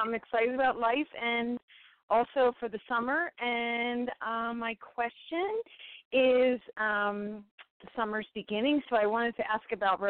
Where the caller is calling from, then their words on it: San Diego, California, United States; I'm calling from San Diego.